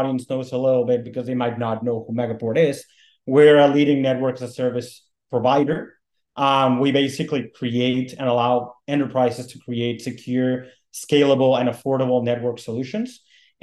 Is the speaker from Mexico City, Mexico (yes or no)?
yes; Mexico City, Mexico; moved away as an adult; also born or lived in North Carolina, United States; now in United States; I'm originally from Mexico City and I worked in telecom for a while